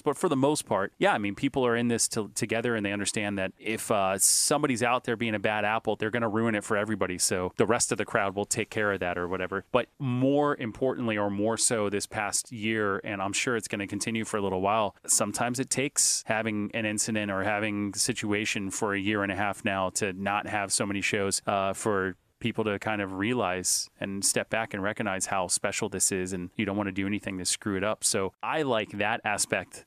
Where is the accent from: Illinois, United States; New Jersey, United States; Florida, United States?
Florida, United States; Hollywood; now in Boca Raton, United States; I grew up in Hollywood, Florida